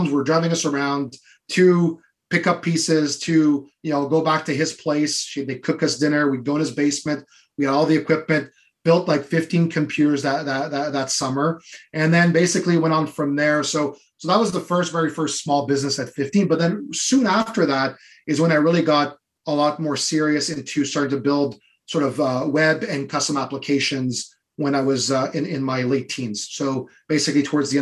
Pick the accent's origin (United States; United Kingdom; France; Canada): Canada; Ottawa, Ontario; in my area when I grew up in Ottawa